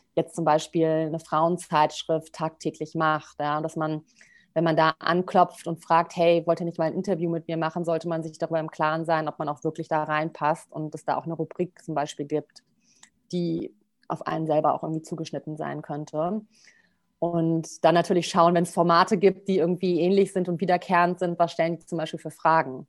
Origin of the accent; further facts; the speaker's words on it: Bonn, North Rhine-Westphalia, Germany; Also ich komme aus Bonn